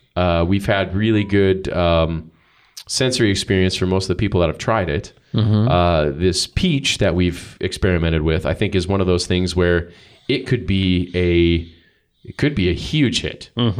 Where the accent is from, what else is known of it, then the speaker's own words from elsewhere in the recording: Iowa, United States; I'm from Iowa.